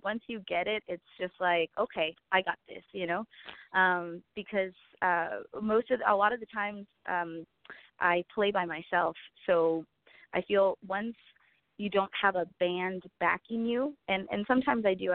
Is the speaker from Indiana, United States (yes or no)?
no; San Diego, California, United States; my hometown, San Diego, representing Chula Vista